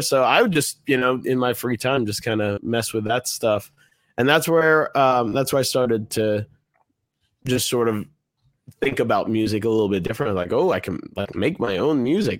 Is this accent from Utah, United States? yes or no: no; Washington, District of Columbia, United States; I was born in Washington, D C